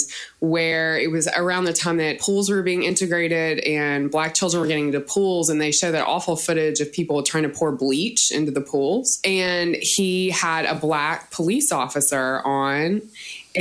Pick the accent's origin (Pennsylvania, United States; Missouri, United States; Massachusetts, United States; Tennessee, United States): Tennessee, United States; Nashville; I was born in Nashville and my mom worked for public television there